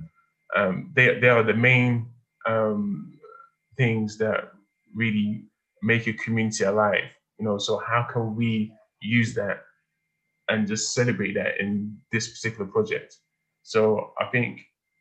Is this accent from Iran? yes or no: no; London, United Kingdom; I'm an Igbo boy that was born and raised in London by first generation immigrant parents who came here after the Civil War